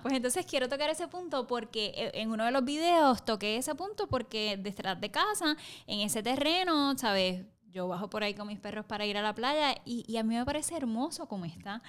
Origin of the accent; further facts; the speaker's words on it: Camuy, Puerto Rico; soy puertorriqueña, soy camullana